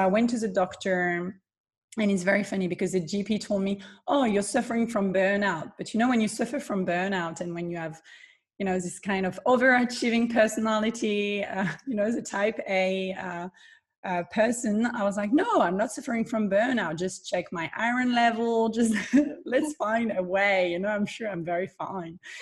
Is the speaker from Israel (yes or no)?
no; southern France, France; I am born and raised in the south of France